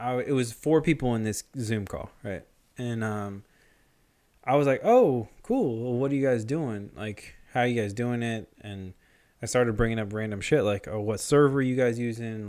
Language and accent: English; Rockville Centre, New York, United States; I know for sure I was born in Mercy Hospital in Rockville Center, New York